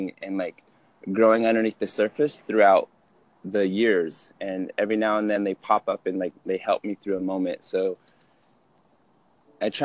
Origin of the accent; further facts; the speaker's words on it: Utah, United States; I grew up in Utah, medium-sized family for Utah standards.